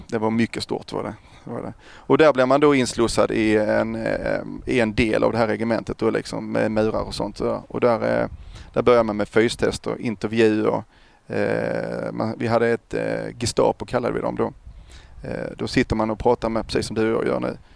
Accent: Kristianstad, Skåne, Sweden; Kristianstad född och uppvuxen där

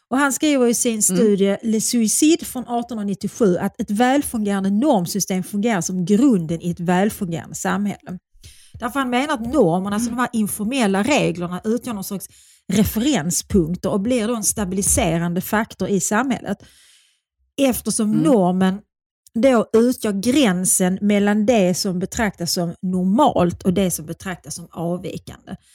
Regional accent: Skåne, Sweden; Skåne. Min man som ju inte mm. är skåning utan är eh, född i Stockholm

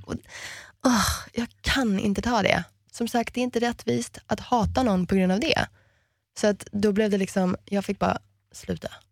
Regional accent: Miami, Florida, United States; moved away; also born or lived in Sweden; Vi växte upp som amerikaner och det är konstigt i Miami för det är ingen som är riktig amerikan där.

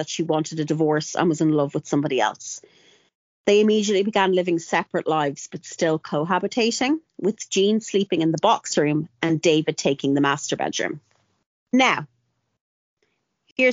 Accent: Longford, County Longford, Ireland; I'm from Longford and we have a well-known rivalry with Westmead

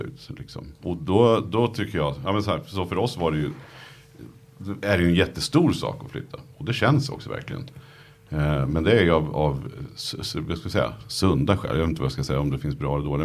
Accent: Nyköping, Södermanland, Sweden; jag kommer från, från Nyköping

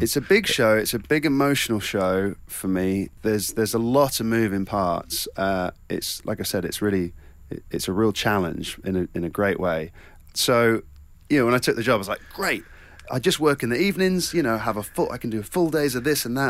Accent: Cornwall, South West England, United Kingdom

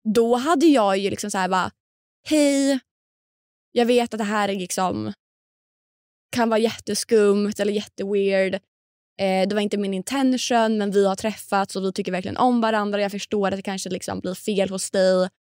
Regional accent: Linköping, Östergötland, Sweden; moved away; vi umgås ändå i samma kretsar hemma i Linköping

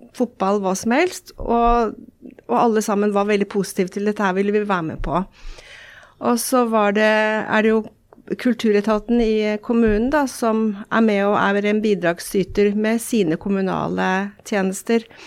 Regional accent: Elverum, Innlandet, Norway; moved away; also born or lived in San Diego, California; opprinnelig så er jeg jo fra Elverum

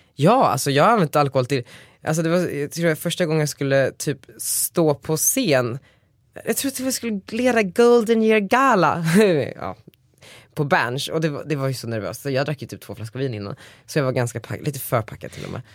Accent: Västerås, Västmanland, Sweden; moved away; jag är ju ganska ofta i Västerås där jag kommer ifrån.

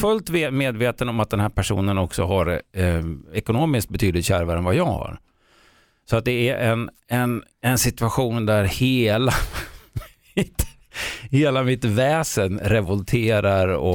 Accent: Sweden; jag är född i Sverige

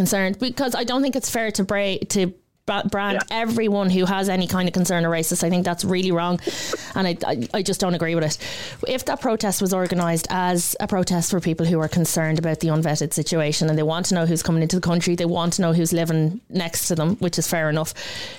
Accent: Ireland; as Irish citizens

